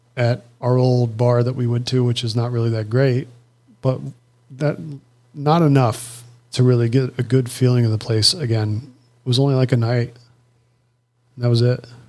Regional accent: United States; I'm American

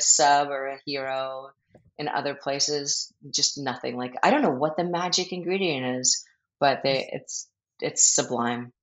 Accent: Philadelphia, Pennsylvania, United States; I grew up in Philly

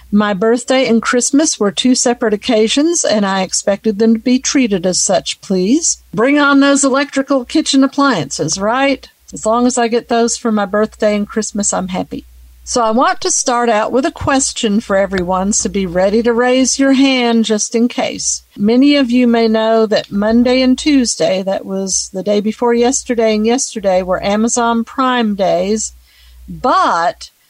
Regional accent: Richland, Washington, United States; I'm from Richland, Washington.

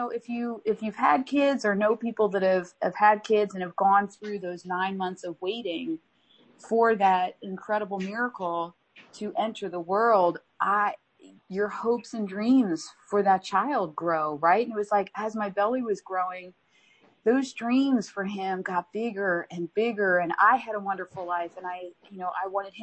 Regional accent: Philadelphia, Pennsylvania, United States; We grew up in the Philly area. I'm a Philly girl through and through, my DNA and my bones

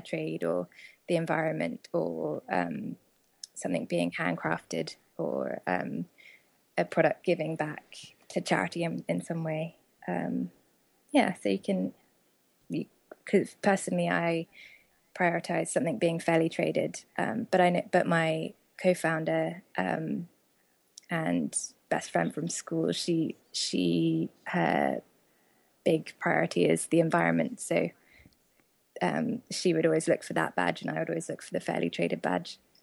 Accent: United Kingdom; moved away as an adult; also born or lived in Oxford; now in United States; my fellow countrymen

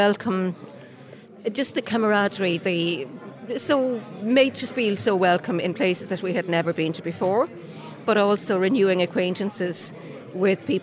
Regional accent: County Mayo, Connacht, Ireland; I was raised near Loch Cullen in County Mayo

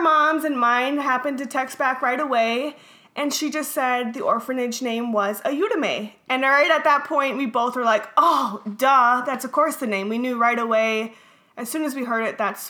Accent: Minnesota, United States; born or raised there; also born or lived in Bogota, Colombia

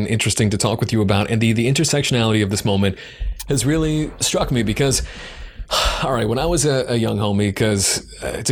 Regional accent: Long Island, New York, United States; I grew up on Long Island

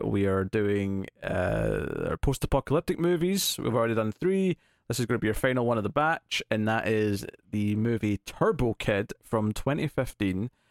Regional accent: Scotland, United Kingdom; as a Scottish person who's next to England

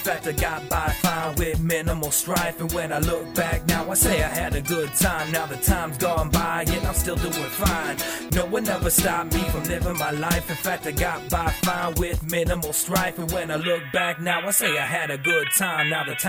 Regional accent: Iowa, United States; I was born and raised in Iowa, life of a small town.

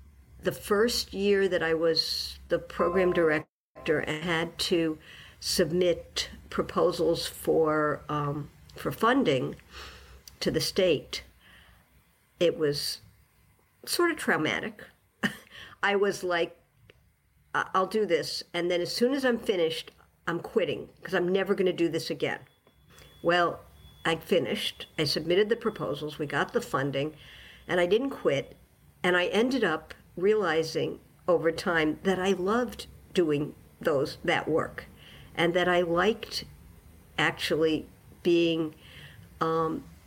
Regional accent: New York City, New York, United States; moved away as an adult; also born or lived in Western Massachusetts; now in Massachusetts, United States; I grew up in New York City

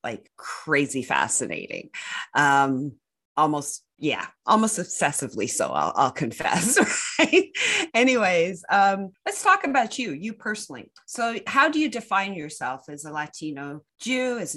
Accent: Canada

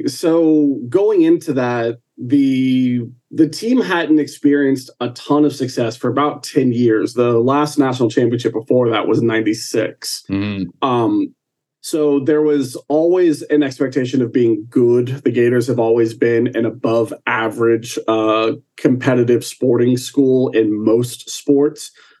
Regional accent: Orlando, Florida, United States; I'm an Orlando boy.

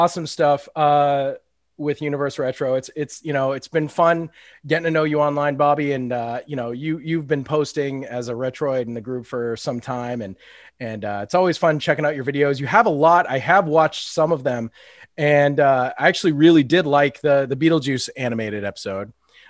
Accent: Massachusetts, United States

